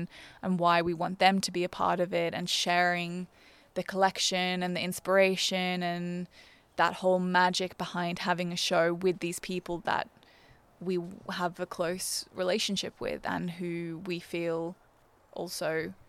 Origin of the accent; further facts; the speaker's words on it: Brisbane, Queensland, Australia; I grew up in Brisbane. I went to a state school in Brisbane.